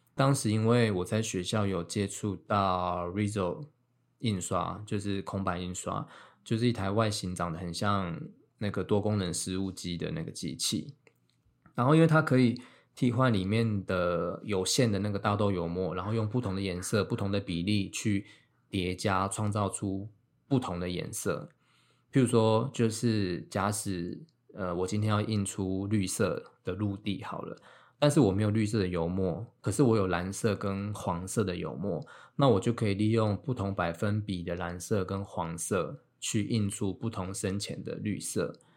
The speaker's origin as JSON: {"language": "Chinese", "region": "Miaoli County", "country": "Taiwan", "also_born_or_lived": "Taipei / London", "said": "我就先从台北就是搬回苗栗这样，就在家里生活"}